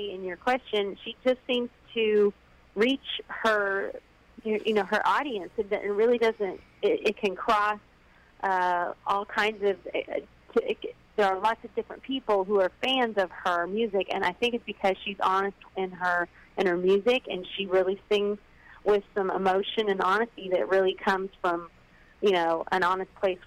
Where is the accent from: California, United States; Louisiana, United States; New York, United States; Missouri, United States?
Missouri, United States; Paris; born or raised there; also born or lived in Hannibal, Missouri / Columbia, Missouri / Warrensburg, Missouri / Nashville, Tennessee